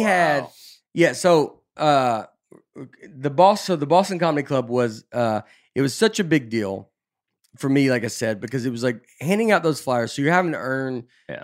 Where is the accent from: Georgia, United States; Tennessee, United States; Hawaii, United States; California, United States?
Tennessee, United States; Nashville; moved away as an adult; also born or lived in New York City; I'm just from Nashville